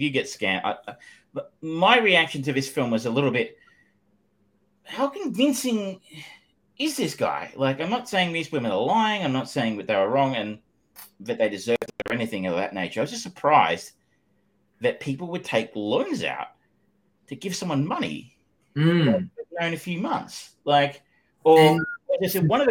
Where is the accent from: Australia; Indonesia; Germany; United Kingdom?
Australia; I am Australian